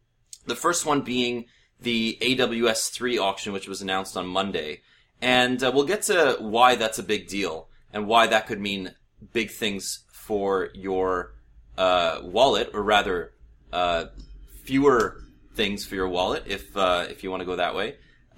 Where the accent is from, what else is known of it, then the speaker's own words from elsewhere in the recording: Canada; I've actually figured out a way to sign up for it as a Canadian, and I'll give you some hints as to how you can get there.